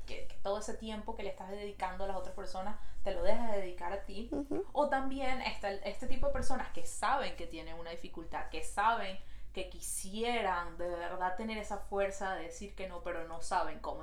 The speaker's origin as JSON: {"language": "Spanish", "country": "Venezuela", "moved": "yes", "lives_now": "Montreal, Canada", "said": "Nosotros somos dos amigas venezolanas viviendo en Montreal."}